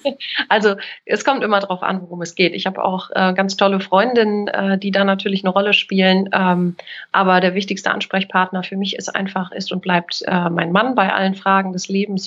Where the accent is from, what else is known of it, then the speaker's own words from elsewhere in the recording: Kiel, Schleswig-Holstein, Germany; Ich bin in Kiel geboren und aufgewachsen